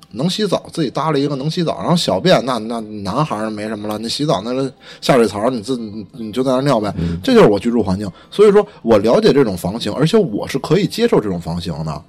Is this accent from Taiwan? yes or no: no; Beijing, China; 虽然说我是北京长大的